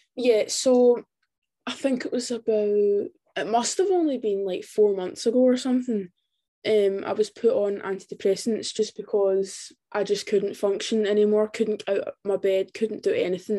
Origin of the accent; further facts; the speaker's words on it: Scotland, United Kingdom; I'm from Scotland